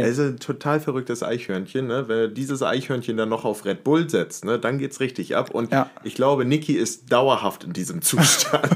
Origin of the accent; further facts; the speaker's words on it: Henstedt-Ulzburg, Schleswig-Holstein, Germany; moved away as an adult; now in Hamburg, Germany; Ich bin aufgewachsen in Henstedt-Ulzburg